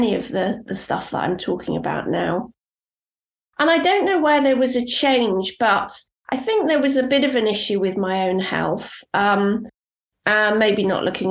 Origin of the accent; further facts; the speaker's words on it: Cornwall, South West England, United Kingdom; I grew up in Cornwall, and I spent a huge amount of time out in nature.